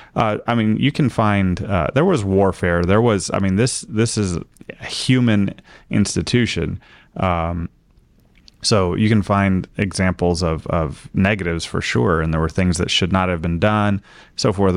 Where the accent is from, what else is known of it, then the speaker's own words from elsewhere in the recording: United States; I'm an American